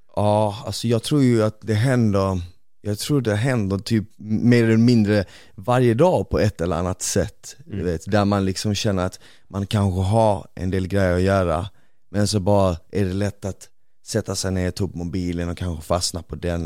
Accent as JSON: {"language": "Swedish", "country": "Bosnia & Herzegovina", "moved": "yes", "lives_now": "Sweden", "said": "jag är ju bosnier"}